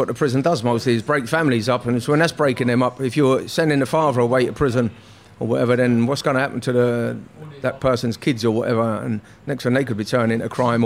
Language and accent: English; London, United Kingdom; I was from North West